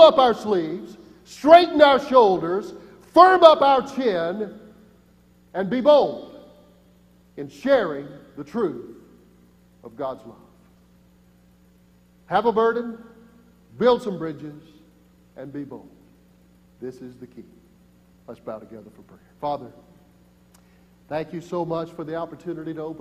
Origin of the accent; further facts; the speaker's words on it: Michie, Tennessee, United States; moved away; also born or lived in Booneville, Mississippi / Columbus, Mississippi; I am from Mickey, Tennessee, and there are 350 people who live in Mickey, Tennessee, and I know every single one of them